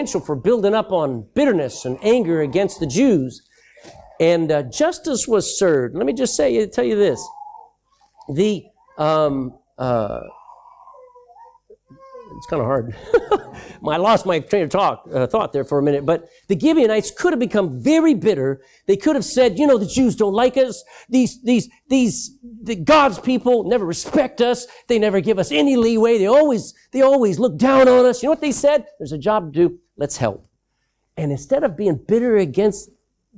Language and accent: English; Texas, United States; moved away as an adult; I'm from Texas. That's my country.